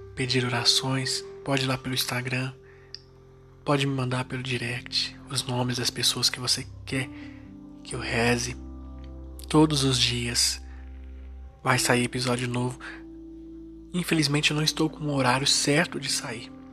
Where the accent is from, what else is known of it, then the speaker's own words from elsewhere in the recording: Itaúna, Minas Gerais, Brazil; sou de Itaúna